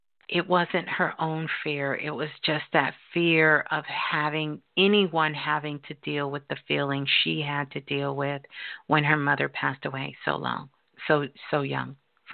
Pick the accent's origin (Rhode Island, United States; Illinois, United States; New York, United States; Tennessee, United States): New York, United States; Brooklyn; Hey, you calling from my birth city. Brooklyn. I'm a Brooklyn girl.